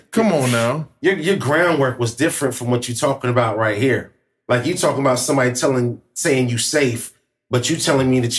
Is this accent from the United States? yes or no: yes; East St. Louis, Illinois, United States; now in Springfield, United States; I was born in East St. Louis